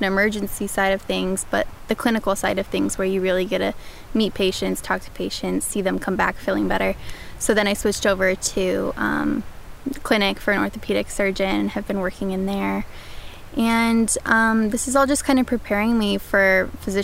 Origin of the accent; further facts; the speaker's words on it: Salt Lake City, Utah, United States; moved away as an adult; now in Los Angeles, United States; I'm originally from Salt Lake City, Utah. I've lived in Los Angeles for the last 2 years